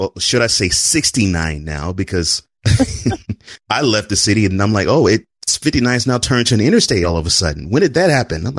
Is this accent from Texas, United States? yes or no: yes; Houston, Texas, United States; I grew up and spent a lot of time in the south side of Houston, too.